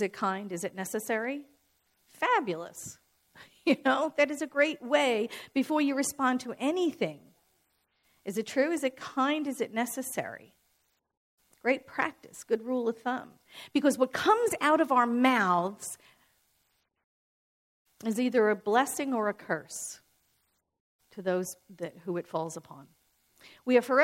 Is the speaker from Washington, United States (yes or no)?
no; New York City, New York, United States; I'm born and raised in New York